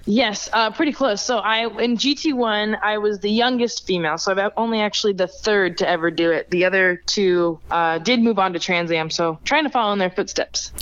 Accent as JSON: {"language": "English", "town": "Las Vegas", "region": "Nevada", "country": "United States", "tie": "born or raised there", "said": "being born and raised in Vegas"}